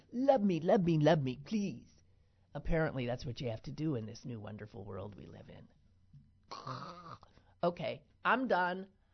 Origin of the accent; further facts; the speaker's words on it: Green Bay, Wisconsin, United States; my hometown, Green Bay, Wisconsin